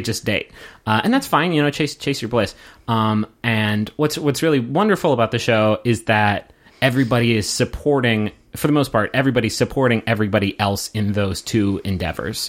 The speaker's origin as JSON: {"language": "English", "country": "United States", "said": "as American viewers"}